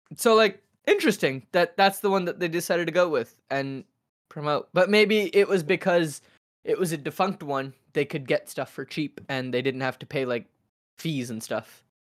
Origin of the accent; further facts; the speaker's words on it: United States; I 100% grew up in America